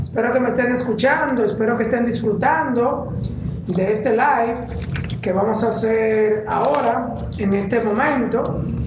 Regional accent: Santiago de los Caballeros, Santiago, Dominican Republic; yo soy de Santiago de los Caballeros

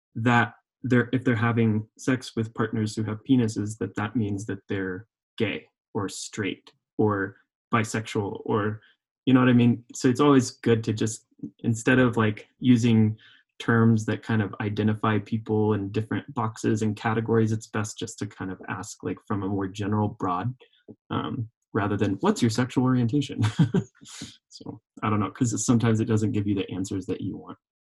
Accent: Oklahoma, United States; accent: southern; moved away as an adult; also born or lived in Vermont / California; now in Colorado, United States; growing up in Oklahoma

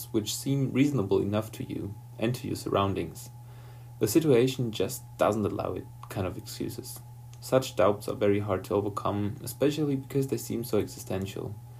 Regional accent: Ruhr Valley, North Rhine-Westphalia, Germany; I'm from the Ruhr Valley, an area in Germany that has a rich history in coal mining.

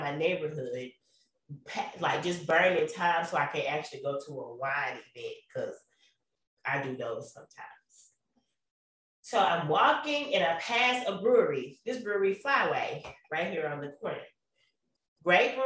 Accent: the South, United States; I'm from the South

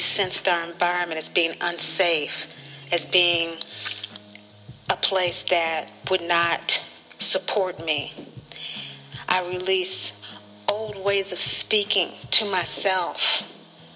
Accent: Kansas, United States; from Kansas, born into a very loving family

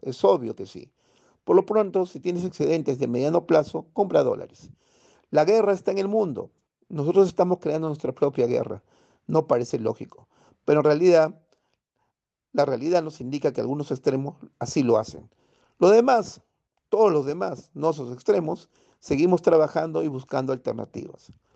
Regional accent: Peru; Vamos, peruanos, lo volveremos a hacer

